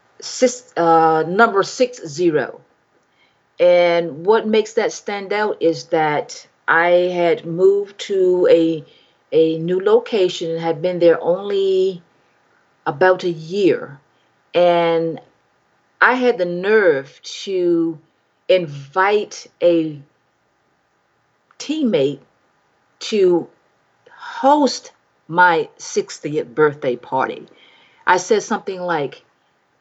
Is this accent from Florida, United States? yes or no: no; Mississippi, United States; now in Huntsville, United States; close to my hometown in Mississippi